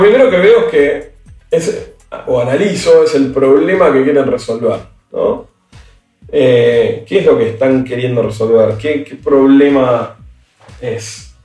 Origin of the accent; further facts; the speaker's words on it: Argentina; nosotros somos argentinos